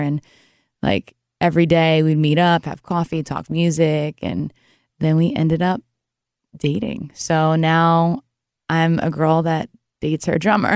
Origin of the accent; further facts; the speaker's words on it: New York, United States; moved away; also born or lived in New Jersey / Nashville, Tennessee / Louisiana; I grew up in New York originally, and then I became a Jersey girl